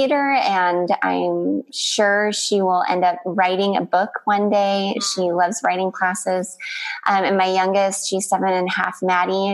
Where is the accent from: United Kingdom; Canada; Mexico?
Canada; moved away as an adult; also born or lived in Texas; now in Northern California, United States; I'm Canadian, and I've lived in the United States for almost